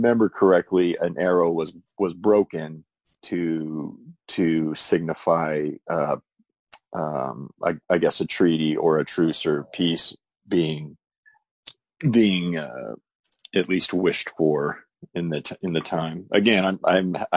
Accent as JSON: {"language": "English", "town": "Tulsa", "region": "Oklahoma", "country": "United States", "tie": "born or raised there", "also_born_or_lived": "New York", "lives_now": "Norman, United States", "said": "I grew up in the Tulsa area, so Northeast Oklahoma, and then came here to Norman for college and pretty much been based here ever since."}